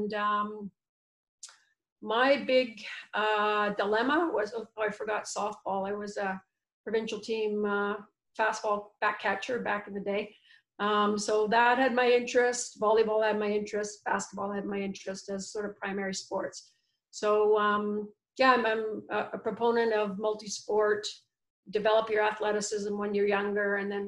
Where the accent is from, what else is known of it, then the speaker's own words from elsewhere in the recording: Quebec, Canada; also born or lived in Ontario / New Jersey; now in Vancouver, Canada; Well, I was a Quebec, Ontario, and New Jersey product. So that's where I lived before I moved out to Vancouver.